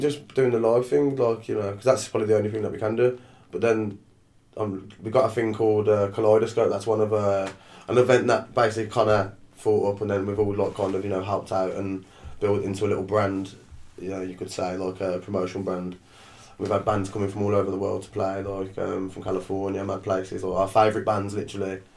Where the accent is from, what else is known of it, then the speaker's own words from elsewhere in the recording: Birmingham, West Midlands, United Kingdom; we grew up in Shardend, the dark, dark streets of Shardend